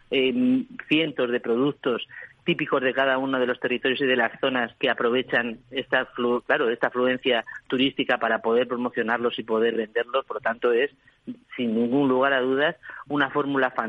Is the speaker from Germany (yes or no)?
no; Spain; y eso somos ahora los españoles.